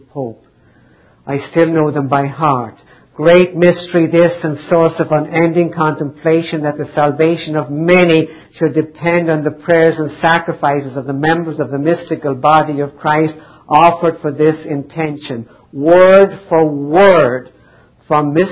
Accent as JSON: {"language": "English", "country": "Ireland", "tie": "born or raised there", "said": "I grew up in Ireland, highly devout Catholic family"}